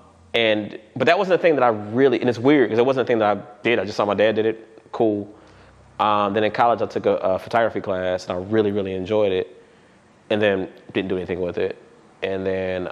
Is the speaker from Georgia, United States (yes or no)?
yes; Atlanta, Georgia, United States; I'm from West Atlanta. I was born here, been here for a long time